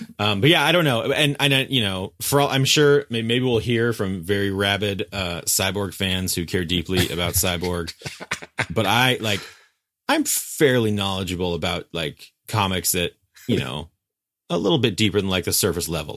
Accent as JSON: {"language": "English", "region": "West Coast", "country": "United States", "said": "as a West Coaster"}